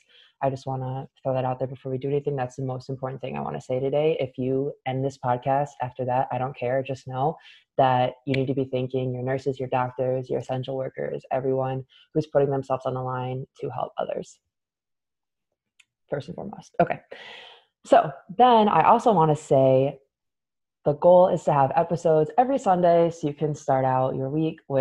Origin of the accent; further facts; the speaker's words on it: Michigan, United States; I'm from Michigan.